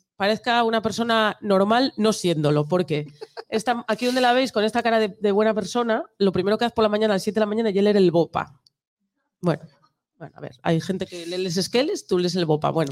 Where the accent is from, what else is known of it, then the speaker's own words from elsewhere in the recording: Nalón valley, Asturias, Spain; En la, cuenca del Nalón, de donde soy yo